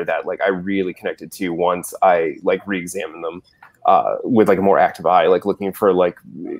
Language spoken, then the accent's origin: English; Florida, United States; also born or lived in Ohio; now in Cleveland, United States; I grew up in Florida, but I didn't really go to shows until I moved to Ohio.